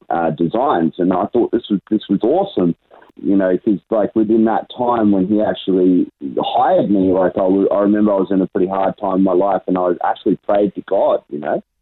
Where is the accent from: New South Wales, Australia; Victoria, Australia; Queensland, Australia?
Queensland, Australia; Brisbane; I was born and raised in Brisbane my whole life.